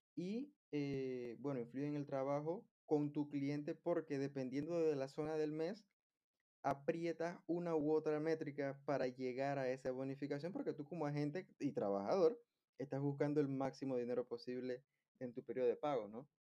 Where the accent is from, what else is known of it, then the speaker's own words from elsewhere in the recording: Panama; Algo que se da mucho en mi país es que las personas viven muy lejos de su lugar de trabajo. Por eso es que acá hay mucho, mucho tráfico. Y de hecho, hace poco vi que en un reportaje de CNN se confirmó que Panamá está entre los cinco países más estresantes